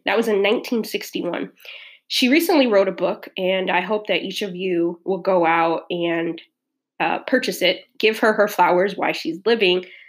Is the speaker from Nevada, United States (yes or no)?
no; Southern California, United States; moved away; also born or lived in Midwest; I'm from Southern California and um, grew up there and then the second part of my life, uh, grew up in the Midwest